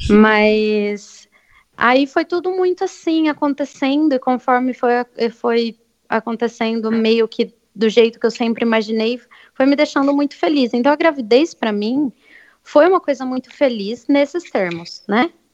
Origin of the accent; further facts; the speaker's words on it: Bariri, São Paulo, Brazil; now in Avaré, Brazil; apesar de também ser de Bariri, eu estou morando